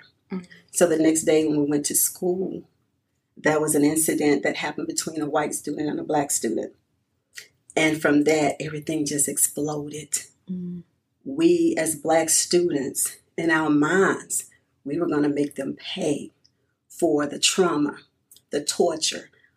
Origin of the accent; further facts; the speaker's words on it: Birmingham, Alabama, United States; moved away; I was born and raised in Birmingham. I've been living here for over 30 years now, so this is now my home